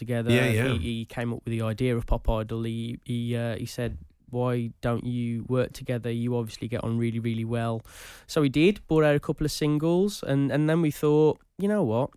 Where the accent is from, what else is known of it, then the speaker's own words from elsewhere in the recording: Wolverhampton, West Midlands, United Kingdom; I'm born and bred in Wolverhampton.